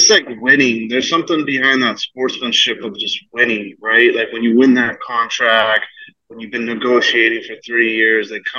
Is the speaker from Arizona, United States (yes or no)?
yes; Arizona, United States; also born or lived in Fremont, California; Moved to Arizona when I was really young, though. So consider myself a native to AZ